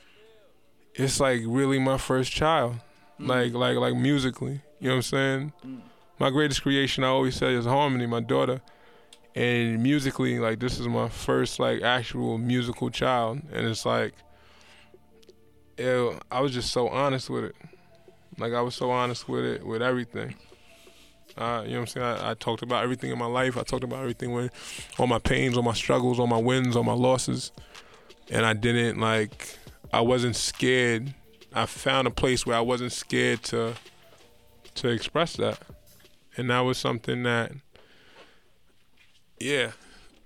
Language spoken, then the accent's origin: English; New Rochelle, New York, United States; I'm from New Rochelle, New York